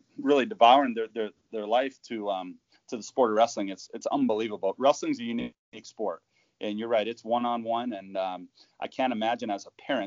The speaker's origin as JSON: {"language": "English", "town": "St. Ansgar", "region": "Iowa", "country": "United States", "said": "I'm from Northern Iowa, a little tiny town. We play, you know, 1A football"}